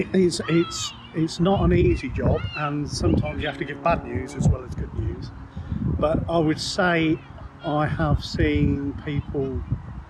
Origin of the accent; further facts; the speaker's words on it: Peterborough, East of England, United Kingdom; Born and bred in Peterborough.